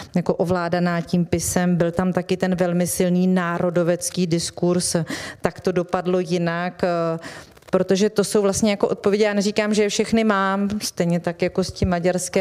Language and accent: Czech; Vysočina Region, Czechia; já jsem z Vysočiny